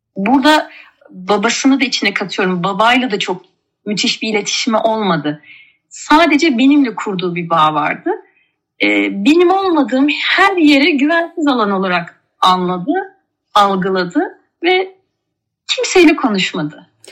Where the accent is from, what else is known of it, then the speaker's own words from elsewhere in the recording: Mersin, Turkey; also born or lived in Ankara / Kars; Kars'tan Mersin'e ilkokula Mersin'de başladım.